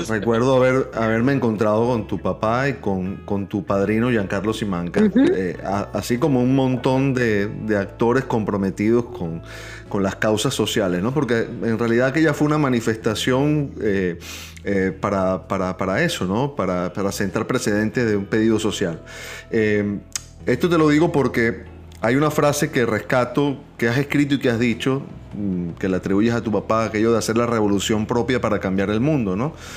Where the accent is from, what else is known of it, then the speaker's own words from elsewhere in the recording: Venezuela; moved away; Los tres somos venezolanos viviendo fuera de nuestro país